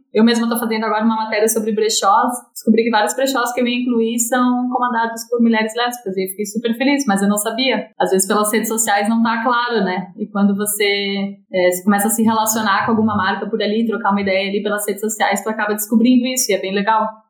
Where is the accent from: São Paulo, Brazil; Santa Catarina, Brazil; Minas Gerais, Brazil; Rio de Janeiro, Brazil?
Santa Catarina, Brazil; now in Florianópolis, Brazil; Sou catarinense, sou de, eu moro em Florianópolis